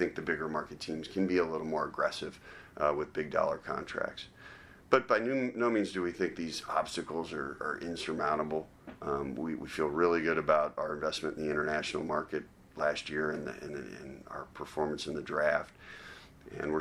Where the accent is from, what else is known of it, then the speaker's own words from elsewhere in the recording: Cincinnati, Ohio, United States; someone like me who was born and raised in Cincinnati.